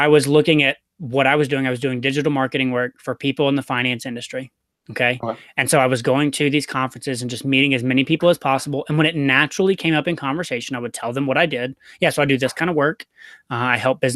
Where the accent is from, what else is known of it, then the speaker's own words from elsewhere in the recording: Chattanooga, Tennessee, United States; moved away; I'm from Chattanooga.